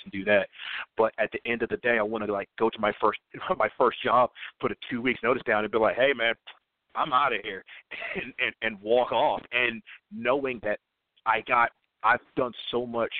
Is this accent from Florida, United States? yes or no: no; Georgia, United States; I can't work in my home state